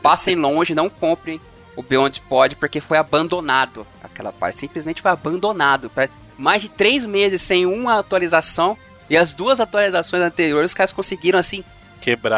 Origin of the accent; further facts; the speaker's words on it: São Bernardo do Campo, São Paulo, Brazil; na minha cidade natal, São Bernardo do Campo